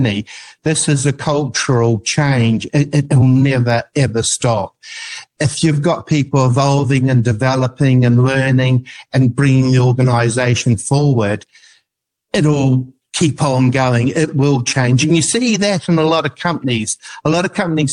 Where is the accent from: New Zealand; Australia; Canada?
New Zealand; I'm an New Zealander